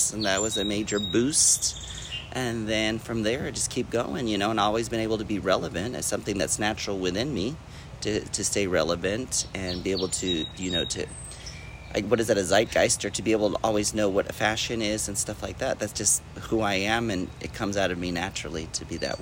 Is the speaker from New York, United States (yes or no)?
no; Corpus Christi, Texas, United States; I was born in Corpus Christi, Texas, and I was supposed to originally be born in Vallarta, Mexico, in Puerto Vallarta